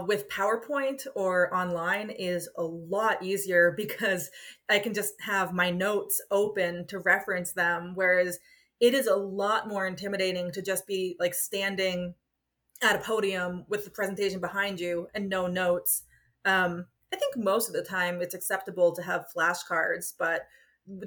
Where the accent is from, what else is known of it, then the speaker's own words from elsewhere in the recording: United States; accent: American; my American accent